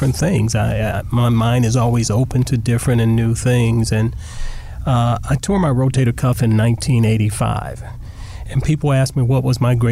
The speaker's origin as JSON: {"language": "English", "region": "Southern California", "country": "United States", "tie": "born or raised there", "said": "a kid growing up in Southern California"}